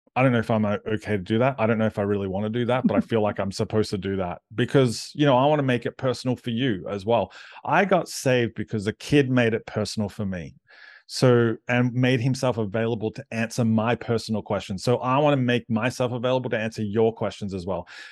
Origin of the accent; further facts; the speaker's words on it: Australia; I'm Aussie